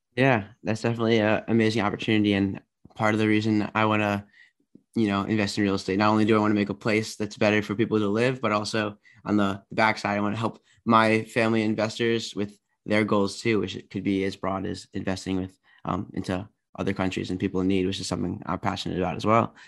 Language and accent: English; Maryland, United States; I am from D C area. I'm from Maryland.